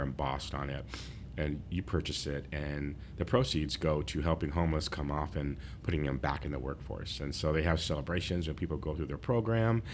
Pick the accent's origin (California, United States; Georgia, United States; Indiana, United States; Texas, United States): California, United States; San Diego; I was from San Diego